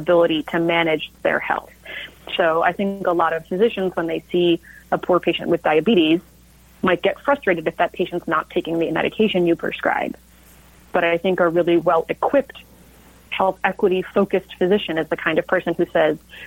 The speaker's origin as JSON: {"language": "English", "town": "Del Mar", "region": "California", "country": "United States", "tie": "born or raised there", "moved": "yes", "lives_now": "Seattle, United States", "said": "I grew up in Del Mar"}